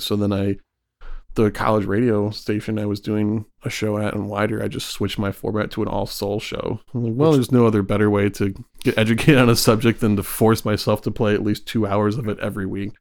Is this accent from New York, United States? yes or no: no; Michigan, United States; Growing up in Michigan